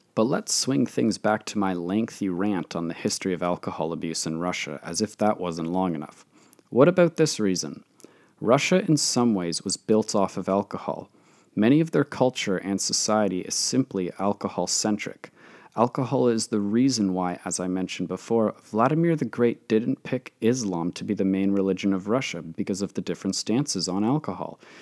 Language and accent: English; Canada; my home country of Canada